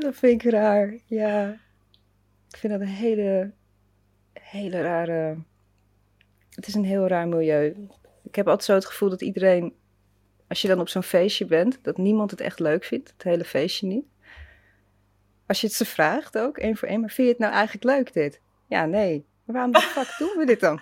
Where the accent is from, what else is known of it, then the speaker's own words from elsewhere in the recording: Rotterdam, South Holland, Netherlands; moved away as an adult; also born or lived in Leiden; ik kom uit Delshaven, dus dat, Ah, dat is ook zo'n lelijk, een zwarte wijk. En ik zat op een zwarte school